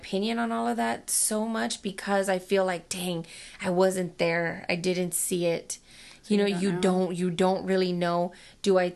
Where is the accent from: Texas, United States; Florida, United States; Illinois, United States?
Texas, United States; Dallas; I was born and raised in Dallas and lived there up until I married my husband